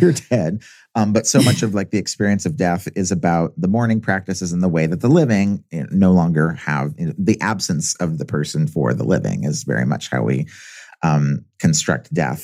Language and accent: English; Southern California, United States; I grew up in Southern California